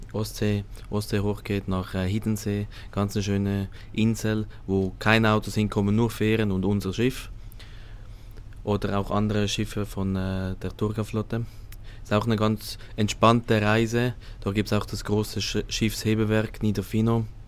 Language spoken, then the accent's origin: German; Switzerland; moved away as an adult; ich komme aus der Schweiz